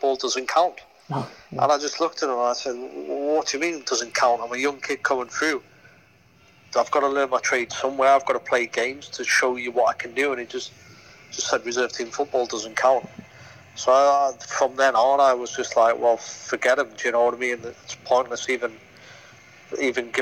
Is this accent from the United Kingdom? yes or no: yes; Newcastle upon Tyne, North East England, United Kingdom; I'm a Geordie